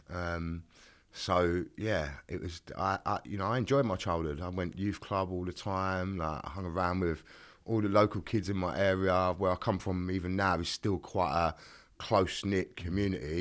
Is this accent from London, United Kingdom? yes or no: yes; London, United Kingdom; I was born in a place called Greenwich, which is in southeast London